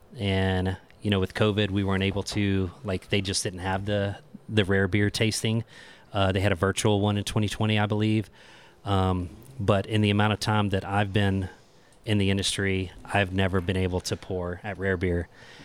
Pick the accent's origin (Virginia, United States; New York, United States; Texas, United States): Texas, United States; Houston; moved away; Houston, Texas, my hometown.